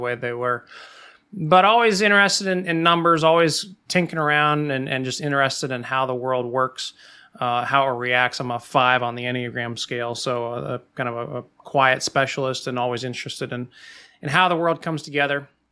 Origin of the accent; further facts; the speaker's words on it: Midwest, United States; growing up in the Midwest